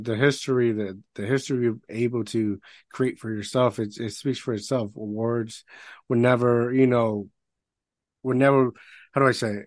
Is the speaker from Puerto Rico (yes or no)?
yes; Puerto Rico; I grew up in Puerto Rico